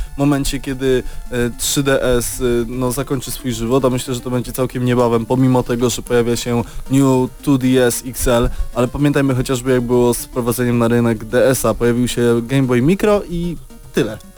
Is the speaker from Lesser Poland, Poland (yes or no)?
no; Lublin, Lublin Voivodeship, Poland; jesteśmy z Lublina